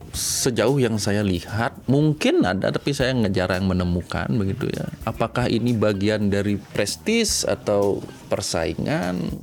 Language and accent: Indonesian; Denpasar, Bali, Indonesia; also born or lived in Batam; now in Ubud, Indonesia; menamatkan SMP, SMA sampai kuliah itu di Denpasar